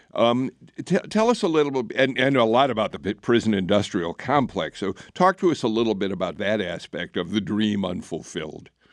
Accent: Chicago, Illinois, United States; moved away as an adult; now in Atlanta, United States; I grew up in Chicago

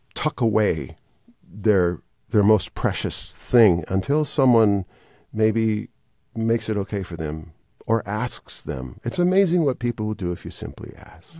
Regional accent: Wisconsin, United States; moved away as an adult; now in Atlanta, United States; I was raised in Wisconsin

